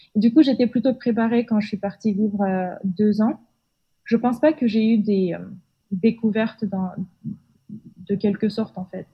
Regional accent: Almaty, Kazakhstan; also born or lived in Marseille, France / Lille, France; je suis née euh, et j'ai grandi au Kazakhstan, dans le euh, sud-est, euh, dans la ville d'Almaty

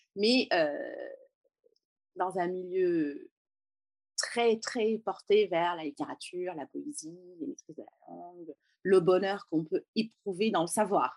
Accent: Beirut, Beirut Governorate, Lebanon; first language French and Arabic; moved away as an adult; now in France; je suis née et j'ai grandi à Beyrouth, au Liban, pendant la guerre

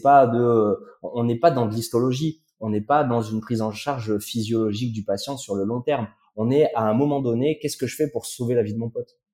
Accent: Haute-Loire, Auvergne-Rhône-Alpes, France; also born or lived in Le Puy-en-Velay; je suis né au Puy-en-Velay, en Haute-Loire, mmh. euh, et assez rapidement, avec mes parents, on est allé s'installer euh, dans un tout petit, dans un tout petit hameau qui est qui est perdu au fin fond de la Haute-Loire

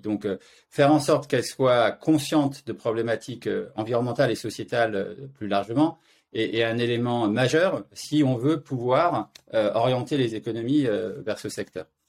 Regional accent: France; moved away as an adult; now in Zurich, Switzerland; Je vis à Zurich, mais je suis français

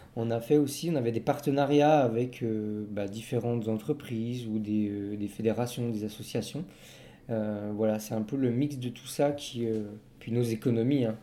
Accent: Belfort, Bourgogne-Franche-Comté, France; on vient de Belfort, en Franche-Comté, dans le nord-est de la France

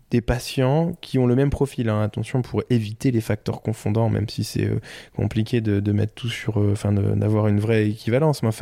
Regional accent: Normandy, France; par chez moi en Normandie

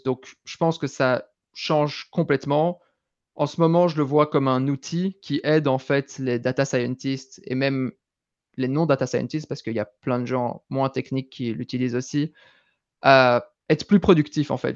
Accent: Belgium; accent: Belgian; moved away as an adult; also born or lived in London; je viens de Belgique, je suis belge, vous entendrez peut-être un, un, petit accent. J'ai vécu en Belgique jusqu'à 18 ans

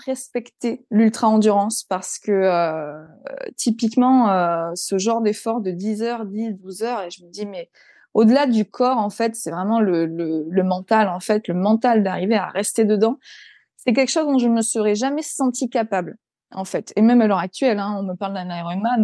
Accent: Provence-Alpes-Côte d'Azur, France; now in Reims, France; je suis du Sud-Est.

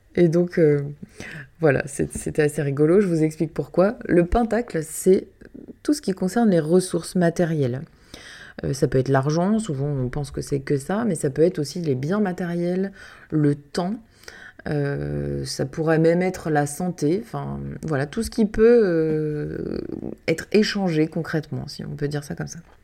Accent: Canada; moved away; toute petite j'ai grandi au Canada

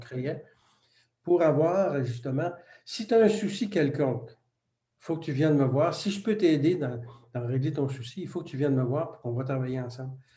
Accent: Quebec, Canada; first language French; le français, c'était notre langue maternelle, donc, puis on était côtoyé par l'anglais. Il faut dire que l'Amérique du Nord, le Québec est entouré de presque 400 millions d'anglophones

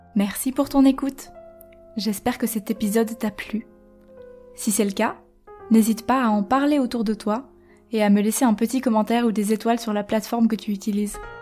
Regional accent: Switzerland; moved away as an adult; also born or lived in Quebec; je suis partie, j'ai quitté la Suisse quand j'avais 19 ans et en fait j'ai laissé un peu tout ce que je connaissais pour aller là-bas

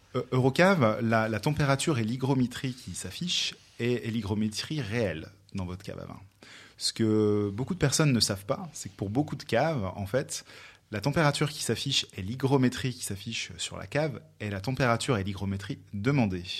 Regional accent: France; je suis français

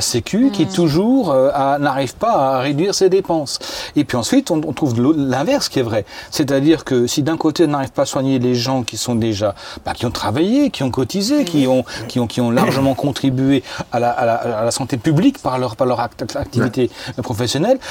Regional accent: France; moi je suis français

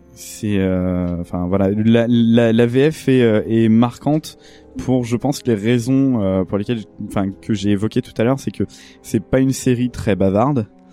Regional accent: France; en tant que Français

